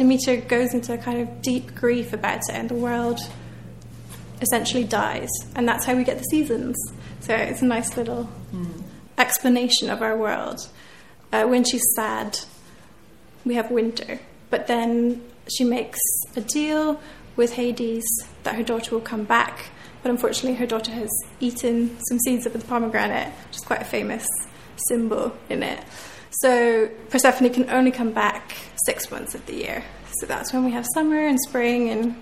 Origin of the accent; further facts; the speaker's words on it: West Cork, Munster, Ireland; moved away as an adult; also born or lived in Scotland / Galway; I was brought up in West Cork, right on the sea, almost as far south as you can get in Ireland. So I grew up by the ocean